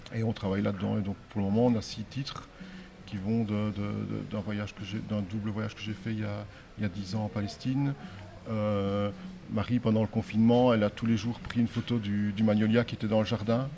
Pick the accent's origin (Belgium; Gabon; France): Belgium; Namur, Wallonia; De Namur en Belgique